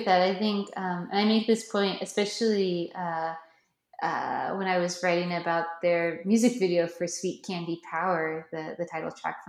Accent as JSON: {"language": "English", "region": "Osaka", "country": "Japan", "said": "I think it's really important that we're from Osaka because we're not in Tokyo."}